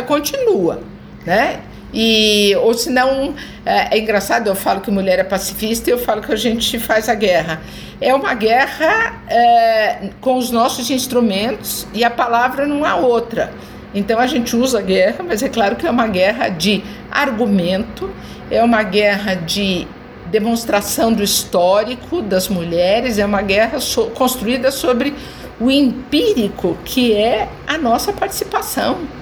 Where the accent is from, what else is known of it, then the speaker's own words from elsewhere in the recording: Brazil; Eu nasci aqui, brasileira sou